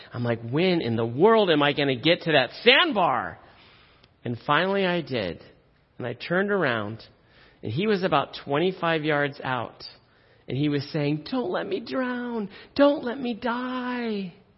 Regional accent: Silicon Valley, California, United States; I grew up in the Silicon Valley. I grew up uh, down the street from Apple.

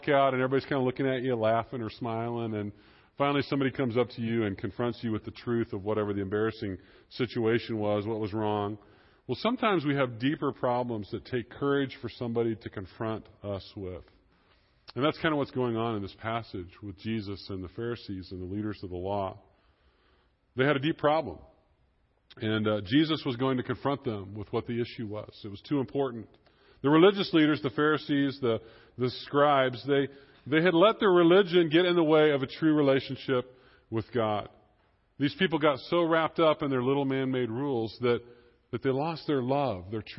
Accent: Kansas, United States; I am from Kansas

